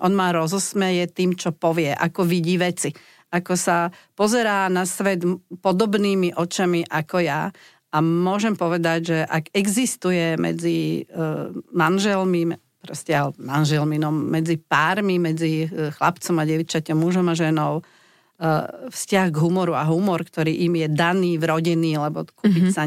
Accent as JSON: {"language": "Slovak", "country": "Slovakia", "said": "my sme zvyknutí Slováci"}